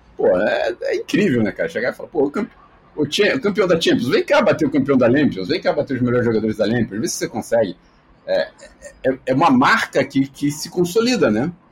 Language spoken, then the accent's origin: Portuguese; Rio de Janeiro, Brazil; Eu moro no Rio de Janeiro